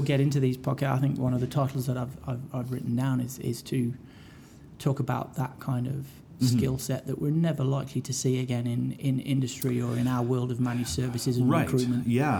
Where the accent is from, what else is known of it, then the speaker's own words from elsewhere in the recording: Hinckley, East Midlands, United Kingdom; now in Calgary, Canada; my hometown of Hinckley.